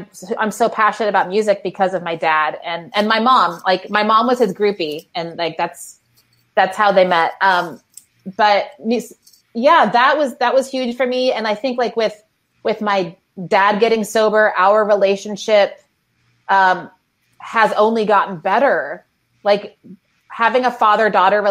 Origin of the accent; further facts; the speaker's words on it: Waco, Texas, United States; moved away; Growing up in Waco